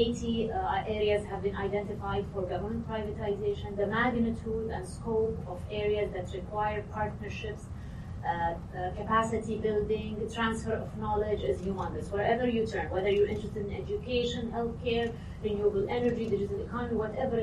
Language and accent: English; Saudi Arabia; since I'm from Saudi Arabia